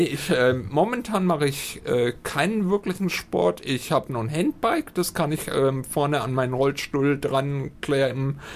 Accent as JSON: {"language": "German", "town": "Höchstadt an der Aisch", "region": "Bavaria", "country": "Germany", "also_born_or_lived": "Altdorf", "lives_now": "Fürth, Germany", "said": "Ich komme hier aus Fürth, äh, aktuell wohnt eigentlich ursprünglich Höchstadt Eich und bin eigentlich dementsprechend schon immer ein ähm, Mittelfranke"}